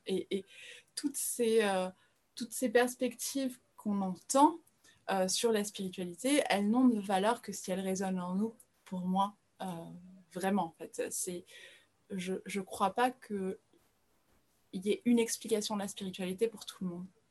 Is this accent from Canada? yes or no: no; France; also born or lived in Brazil; je suis brésilienne, mais j'ai grandi en France, c'est pour ça que je suis francophone